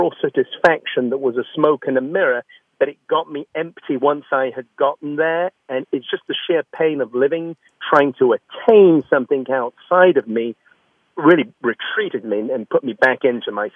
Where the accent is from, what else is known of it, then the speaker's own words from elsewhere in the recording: London, United Kingdom; moved away as an adult; now in United States; I was born in London, mm-hmm. and I had a very close family. My mother and father were my best friends, and grew up and went to a very traditional English school